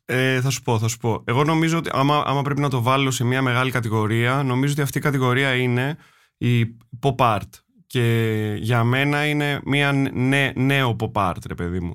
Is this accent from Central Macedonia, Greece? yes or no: no; Attica, Greece; εγώ όταν μεγάλωσα στα βόρεια